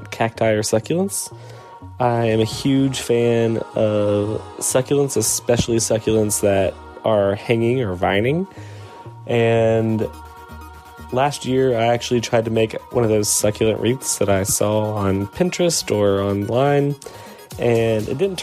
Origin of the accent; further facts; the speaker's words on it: South Carolina, United States; now in Philadelphia, United States; I grew up in South Carolina in the Southeast United States